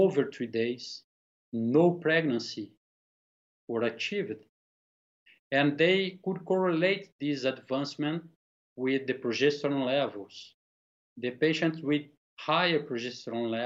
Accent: Brazil; I'm from Brazil.

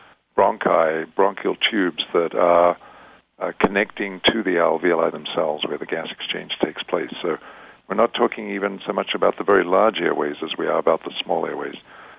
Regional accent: Australia; accent: Australian; moved away as an adult; now in San Diego, United States; Well, I'm actually Australian, as you may tell from my accent. I grew up and did my medical training in Australia, came to San Diego in 1970 to do research training at UCSD and stayed.

